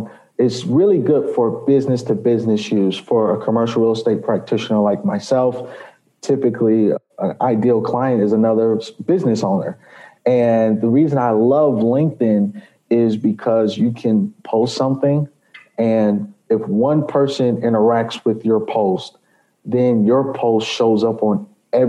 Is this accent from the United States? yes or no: yes; New York City, New York, United States; now in Chicago, United States; I'm originally from New York City. I was born in the Bronx, raised in Jamaica, Queens